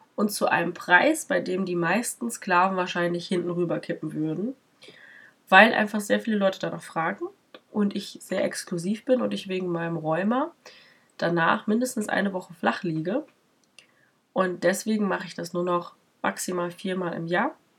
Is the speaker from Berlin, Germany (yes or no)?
no; near Paderborn, North Rhine-Westphalia, Germany; Ich bin in der Nähe von Paderborn groß geworden.